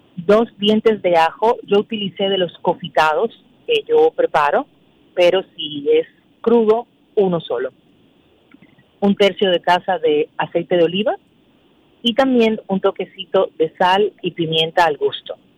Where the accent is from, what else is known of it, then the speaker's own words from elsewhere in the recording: Dominican Republic; nosotros como dominicanos